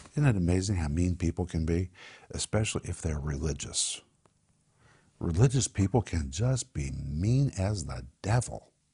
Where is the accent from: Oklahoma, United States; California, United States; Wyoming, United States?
Oklahoma, United States; Tulsa; I grew up in Tulsa